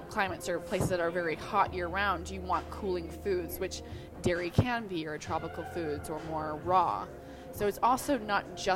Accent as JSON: {"language": "English", "region": "New York", "country": "United States", "said": "I'm originally from New York."}